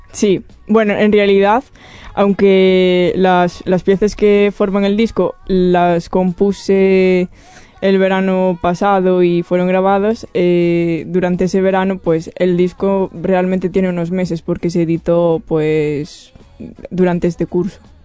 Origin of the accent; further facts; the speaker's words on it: Rianxo, Galicia, Spain; moved away as an adult; now in Barcelona, Spain; soy de Galicia y soy de una, un sitio muy pequeño que se llama Riancho